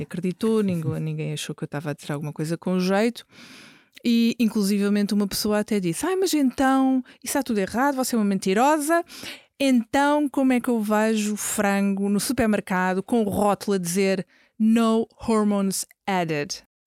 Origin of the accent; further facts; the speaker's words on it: Lisbon, Portugal; Eu cresci, cresci em Lisboa, nasci em Lisboa, cresci em Lisboa, estudei em Lisboa